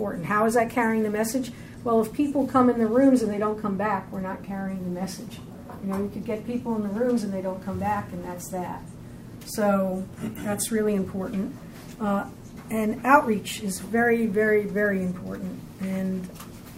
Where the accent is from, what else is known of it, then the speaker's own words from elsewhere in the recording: Long Island, New York, United States; I come from Long Island, which is not a small place, but I come from a small town